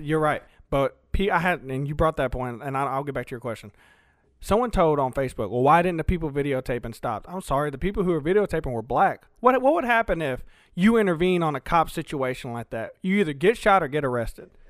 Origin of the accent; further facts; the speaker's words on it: Alamo, the South, United States; first language Spanish; English is a second language; also born or lived in Texas; me growing up in Alamo most of my life